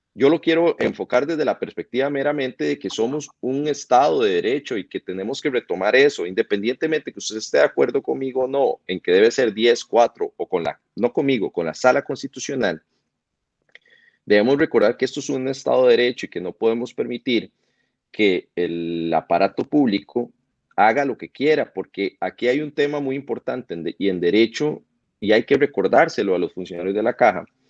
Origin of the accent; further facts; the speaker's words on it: Costa Rica; nosotros como costarricenses